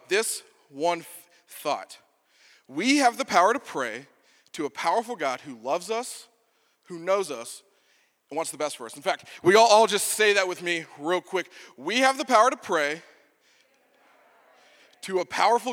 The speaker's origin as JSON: {"language": "English", "region": "Texas", "country": "United States", "moved": "yes", "said": "I'm originally from Texas."}